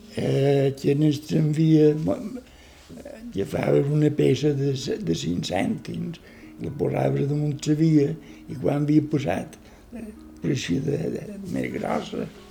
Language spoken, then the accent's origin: Catalan; Palma, Balearic Islands, Spain; also born or lived in England / France / Netherlands; Jo vaig néixer aquí a Palma.